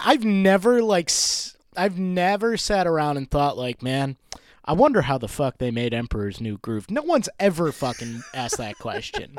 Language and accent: English; Rochester, New York, United States; moved away as an adult; also born or lived in Maine; I moved out and moved back to my hometown of Rochester, New York.